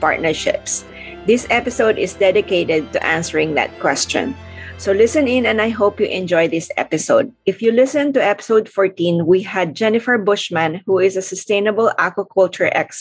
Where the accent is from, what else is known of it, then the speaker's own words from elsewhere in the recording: Philippines; moved away; I came originally from the Philippines